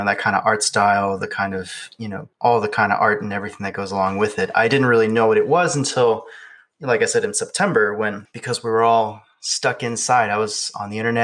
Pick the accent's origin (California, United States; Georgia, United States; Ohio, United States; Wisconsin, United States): Georgia, United States; also born or lived in Arizona; I actually moved to Georgia when I was about 8 years old. But ever since then, I've stayed here